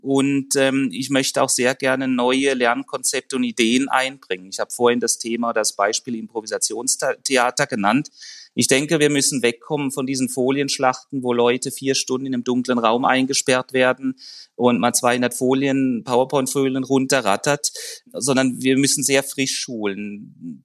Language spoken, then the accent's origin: German; Germany; accent: German; moved away as an adult; now in Zurich, Switzerland; komme ursprünglich aus Deutschland, wie man meinem Akzent entnehmen kann